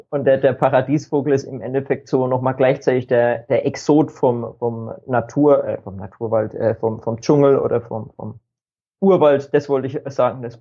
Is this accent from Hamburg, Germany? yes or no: no; Bavaria, Germany; ich ja, komme aus dem schönen Frankeland in Deutschland, also äh, Norden von Bayern